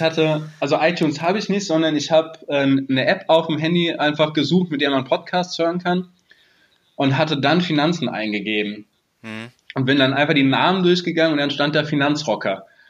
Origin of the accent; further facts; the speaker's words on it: near Frankfurt, Hesse, Germany; ich bin in der Nähe von Frankfurt geboren mhm. und lebe seitdem auch hier